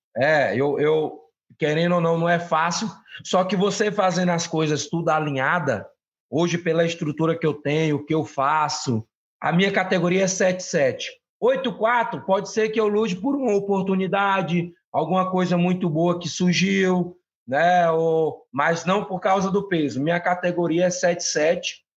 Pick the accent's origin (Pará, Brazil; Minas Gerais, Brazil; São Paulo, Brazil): Pará, Brazil; moved away; o meu estado, né? O meu, o meu, de onde eu venho